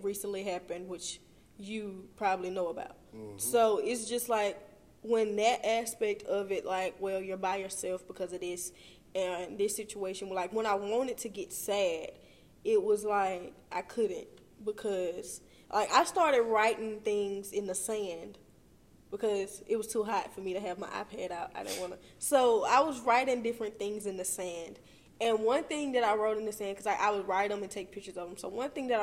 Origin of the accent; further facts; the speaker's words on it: Meridian, Mississippi, United States; I'm from Meridian.